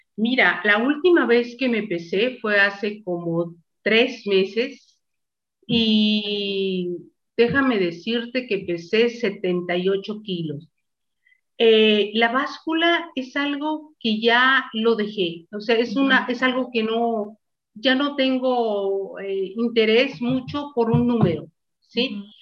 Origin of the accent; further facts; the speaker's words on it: Mexico; also born or lived in Mazatlán; Estoy en Mazatlán, en mi país, México